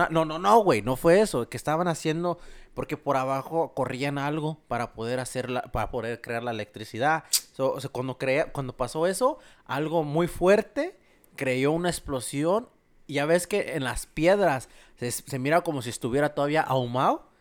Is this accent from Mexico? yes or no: yes; Mexico; moved away; como uno como mexicano